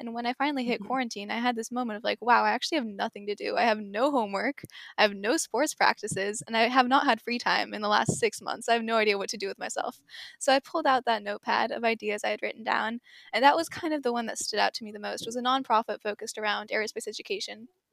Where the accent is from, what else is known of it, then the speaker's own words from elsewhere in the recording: Seattle, Washington, United States; first language English; also born or lived in Singapore; I was born in Seattle, but I used to live in Singapore